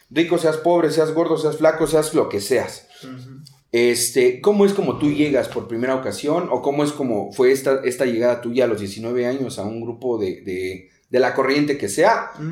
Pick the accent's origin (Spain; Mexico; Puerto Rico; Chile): Mexico; Naucalpan de Juárez, State of Mexico; Yo soy orgullosamente de Naucalpan de Juárez.